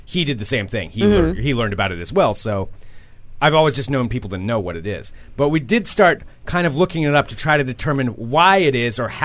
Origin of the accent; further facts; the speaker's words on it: Oregon, United States; growing up in Oregon